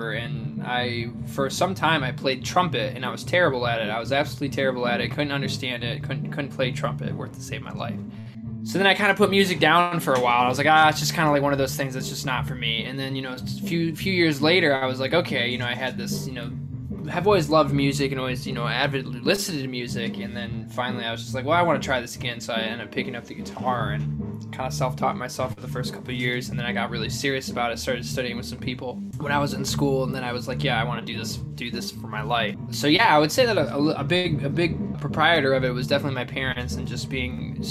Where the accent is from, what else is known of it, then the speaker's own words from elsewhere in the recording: Lansing, Michigan, United States; I'm originally from Lansing, Michigan